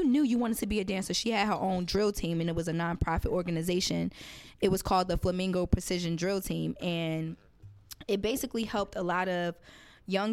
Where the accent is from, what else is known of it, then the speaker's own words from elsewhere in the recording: Orange, New Jersey, United States; Orange, New Jersey, in the Valley. I'm an Orange girl